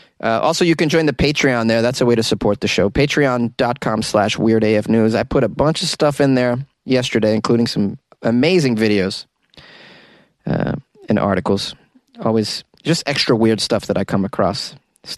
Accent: New England, United States; I'm from New England

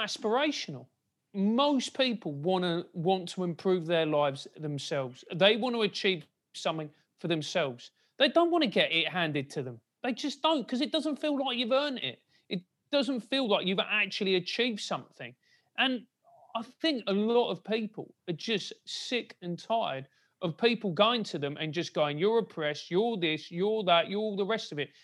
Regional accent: London, United Kingdom; I grew up in a, in a rather glamorous part of South London called Motspur Park

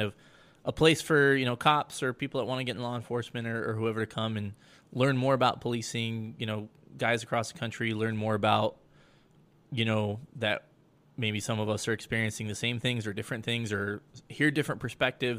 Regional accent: Colorado, United States; moved away; my home state of Colorado

